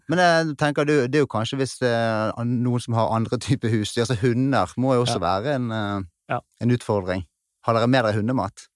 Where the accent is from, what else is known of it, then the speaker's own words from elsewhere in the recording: Bergen, Vestland, Norway; accent: Bergen dialect; så hører de kanskje på dialekten min at det er fra Bergen